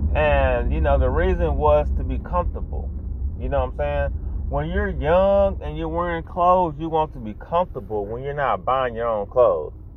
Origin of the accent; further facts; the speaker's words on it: United States; I live in America, I'm an American